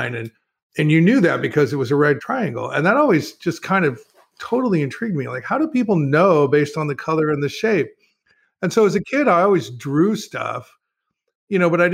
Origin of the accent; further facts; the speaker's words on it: Lodi, California, United States; I grew up in a small town. I grew up in Lodi, well, the Central Valley of California, Sacramento, Stockton, Lodi area